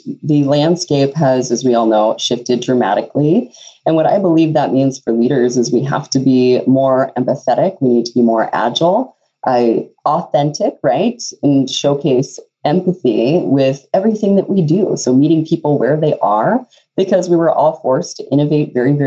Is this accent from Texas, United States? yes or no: yes; Texas, United States; now in Fargo, United States; I'm actually from Texas originally, and a long journey brought me to Fargo